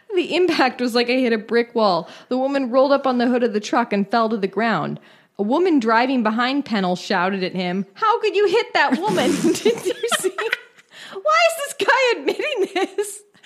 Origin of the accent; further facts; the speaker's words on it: San Francisco Bay Area, California, United States; my hometown, the San Francisco Bay Area